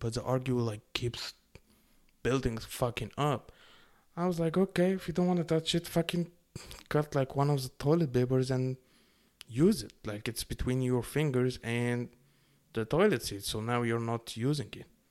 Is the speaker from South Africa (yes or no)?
no; Egypt; now in Canada; I grew up in Egypt